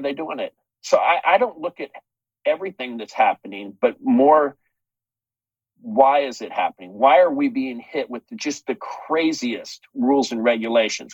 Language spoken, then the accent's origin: English; United States; we as American citizens